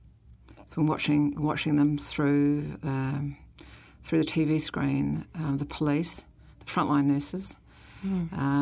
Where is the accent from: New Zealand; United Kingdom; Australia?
New Zealand; I am a Kiwi woman